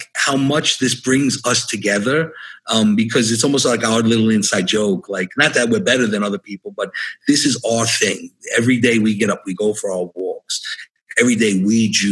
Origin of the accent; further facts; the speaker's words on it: New York City, New York, United States; I grew up in New York City.